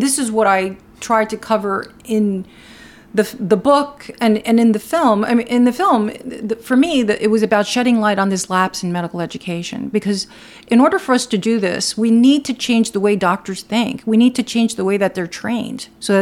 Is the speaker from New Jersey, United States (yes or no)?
yes; Newark, New Jersey, United States; also born or lived in Cuba; I grew up my early life in Newark